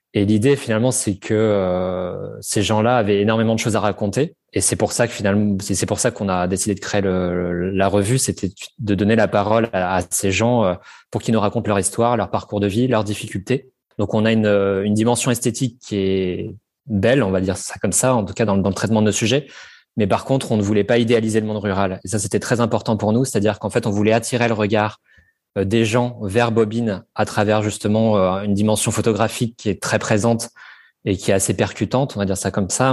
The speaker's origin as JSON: {"language": "French", "region": "Normandy", "country": "France", "tie": "born or raised there", "said": "j'ai grandi en Normandie"}